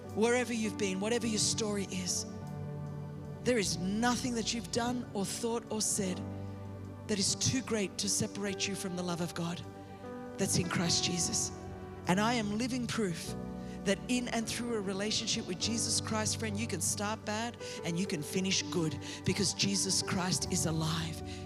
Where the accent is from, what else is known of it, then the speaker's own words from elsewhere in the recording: Australia; moved away as an adult; now in California, United States; I grew up in Australia